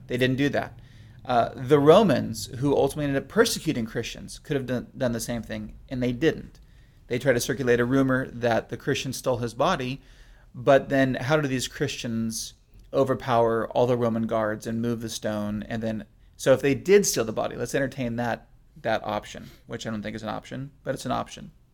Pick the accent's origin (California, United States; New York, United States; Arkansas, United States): California, United States; I'm from California